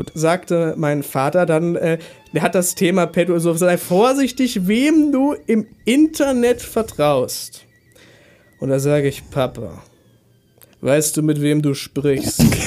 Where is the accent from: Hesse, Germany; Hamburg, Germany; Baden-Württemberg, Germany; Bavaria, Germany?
Hesse, Germany; Neustadt; Neustadt Hessen, okay. wo ich herkomme